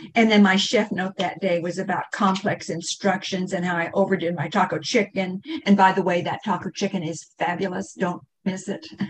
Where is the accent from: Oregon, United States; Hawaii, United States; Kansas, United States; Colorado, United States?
Kansas, United States; I'm, I'm from Kansas